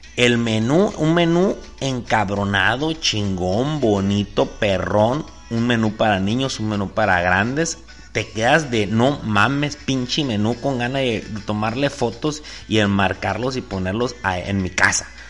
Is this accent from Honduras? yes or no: no; Sonora, Mexico; soy mexicano